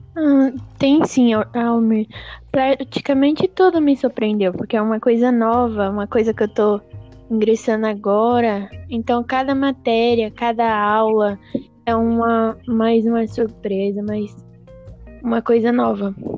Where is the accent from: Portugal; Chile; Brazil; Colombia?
Brazil; Jacareí, São Paulo; eu sou natural de Jacareí